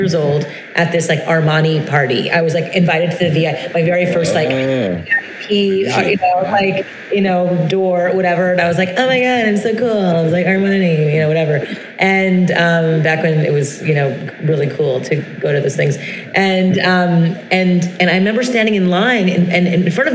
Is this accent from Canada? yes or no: yes; Brossard, Quebec, Canada; I grew up in Montreal, Canada, in French Montreal, the South Shore of Montreal, in a town called Brossard